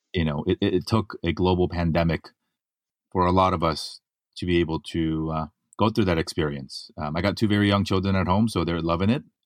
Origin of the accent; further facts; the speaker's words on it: Los Angeles, California, United States; my hometown, right here in Los Angeles